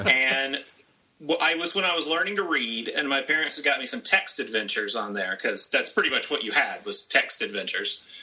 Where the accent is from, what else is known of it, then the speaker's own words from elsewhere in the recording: the South, United States; I grew up in the South